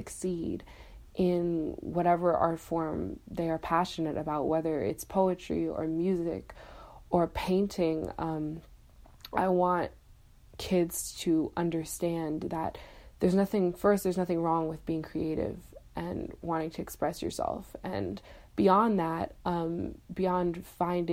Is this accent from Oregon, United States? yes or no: no; Buffalo, New York, United States; I'm from Buffalo, New York